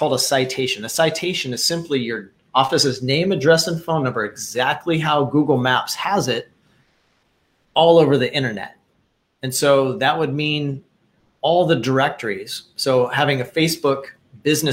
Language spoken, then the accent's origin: English; Wichita, Kansas, United States; I grew up in Wichita, Kansas